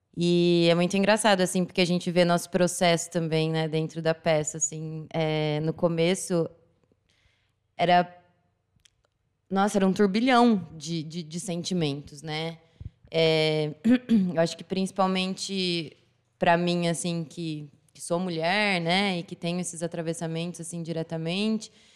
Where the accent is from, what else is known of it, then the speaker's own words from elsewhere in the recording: Assis, São Paulo, Brazil; sou daqui de Assis mesmo